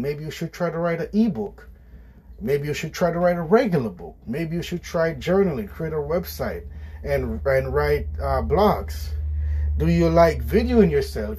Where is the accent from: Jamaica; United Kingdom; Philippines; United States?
Jamaica; I grew up in Jamaica with my parents on a farm.